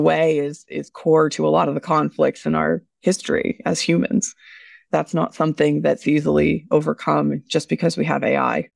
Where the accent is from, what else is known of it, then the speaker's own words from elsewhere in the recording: United States; as an American myself